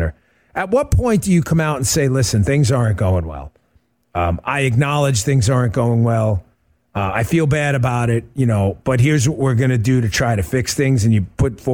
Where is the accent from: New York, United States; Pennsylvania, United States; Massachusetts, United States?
New York, United States; moved away; an Italian from New York